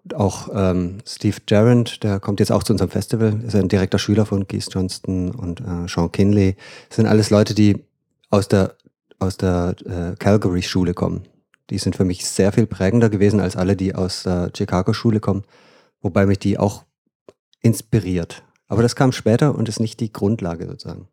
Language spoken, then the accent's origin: German; Freudenstadt, Baden-Württemberg, Germany; moved away as an adult; also born or lived in Freiburg; now in Bremen, Germany; ich komme aus dem Schwarzwald eigentlich, Aha. Freudenstadt.